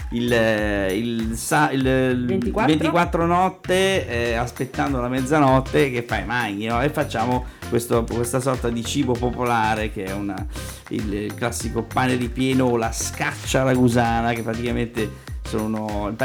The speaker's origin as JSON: {"language": "Italian", "region": "Southern Italy", "country": "Italy", "said": "non, non, sono un terrone atipico."}